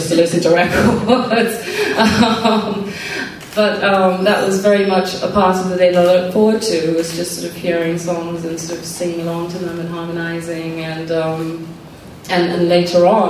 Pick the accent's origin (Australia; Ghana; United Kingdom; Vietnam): Ghana; moved away; growing up in Ghana